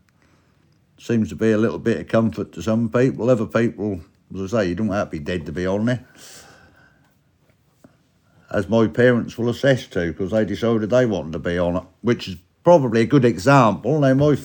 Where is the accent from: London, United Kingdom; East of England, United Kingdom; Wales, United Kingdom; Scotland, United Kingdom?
East of England, United Kingdom; Norfolk; we're from Norfolk